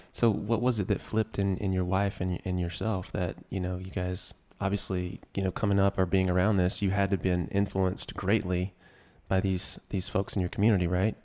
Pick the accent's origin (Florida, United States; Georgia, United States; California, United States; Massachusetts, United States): Georgia, United States; I grew up in Georgia